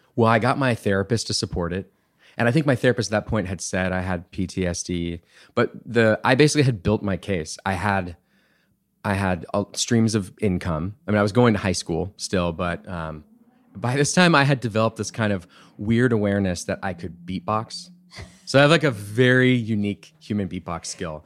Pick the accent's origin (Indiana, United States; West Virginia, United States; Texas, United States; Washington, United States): Texas, United States; Bee Cave; also born or lived in Wimberley, Texas / Austin, Texas; we actually moved to Austin